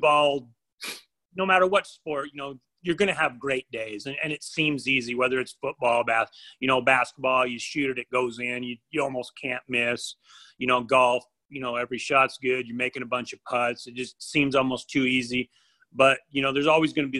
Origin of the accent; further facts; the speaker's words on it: Idaho, United States; I grew up in Idaho.